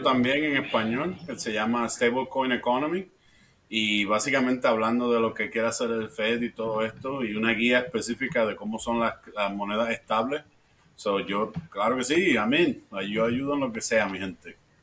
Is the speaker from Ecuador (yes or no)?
no; Puerto Rico; also born or lived in Florida; now in Midwest, United States; yo soy de Puerto Rico, so nací en Puerto Rico, eh, me mudé